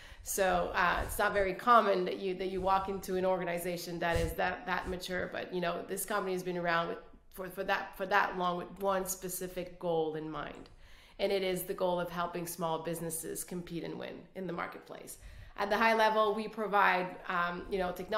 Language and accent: English; Quebec City, Quebec, Canada; first language French; English is a second language; I'm originally from Canada, the French part of Canada, Quebec City